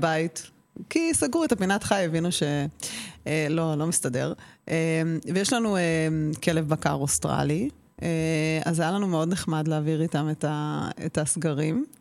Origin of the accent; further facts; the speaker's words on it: Israel; אני גדלתי במושב ובקיבוץ